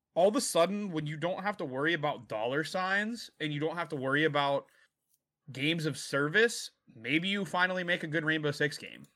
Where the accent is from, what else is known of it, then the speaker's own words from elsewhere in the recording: United States; being from America